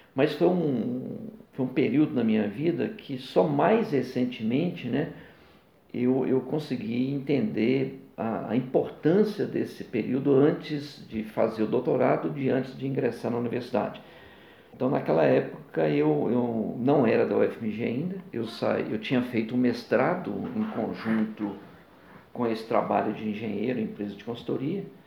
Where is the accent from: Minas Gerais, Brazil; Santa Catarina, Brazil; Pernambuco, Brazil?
Minas Gerais, Brazil; Bocaiúva; also born or lived in Sapucaia, Rio de Janeiro / Belo Horizonte; Morei inicialmente no norte de Minas, Bocaiúva, terra de pessoas ilustres, como Patrus Ananias, né? foi ex-prefeito de, de, Belo Horizonte